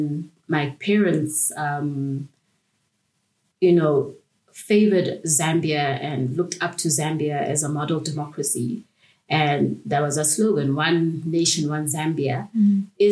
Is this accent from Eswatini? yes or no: yes; Eswatini; moved away; also born or lived in South Africa; I grew up in Swaziland